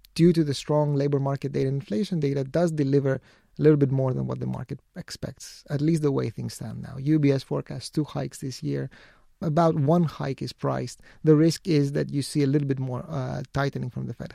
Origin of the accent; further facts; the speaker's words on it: Greece; my home country, Greece